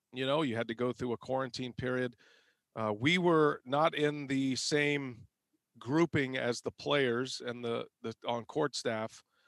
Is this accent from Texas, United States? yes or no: yes; Texas, United States; moved away as an adult; now in Milwaukee, United States; I grew up in Texas, a sixth generation Texan. And so then I moved to Milwaukee and now I've been here 15 years